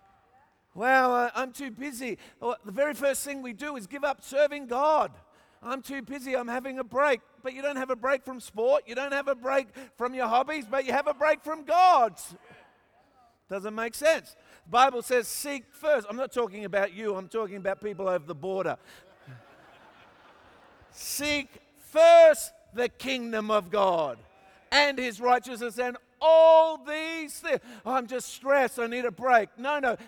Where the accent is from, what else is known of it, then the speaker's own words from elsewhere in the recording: Australia; I'm an Australian